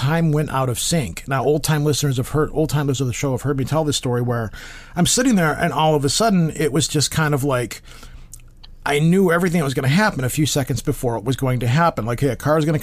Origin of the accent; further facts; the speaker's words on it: United States; I'm American